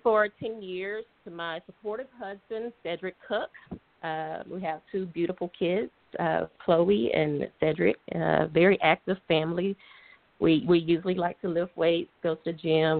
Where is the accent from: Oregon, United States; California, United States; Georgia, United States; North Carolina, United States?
Georgia, United States; Atlanta; also born or lived in Alabama; originally from Atlanta, Georgia. So I was raised in Atlanta, Georgia